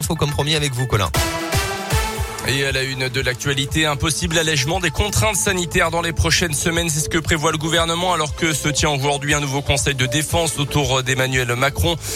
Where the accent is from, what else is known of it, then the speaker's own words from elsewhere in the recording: Auvergne, France; chez nous en Auvergne